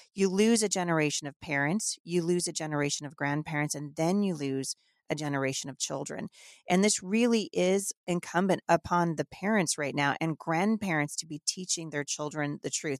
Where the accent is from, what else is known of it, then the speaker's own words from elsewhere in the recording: Northern United States, United States; accent: Northern; I'm not from the South, so really, I've been told I just have a Northern accent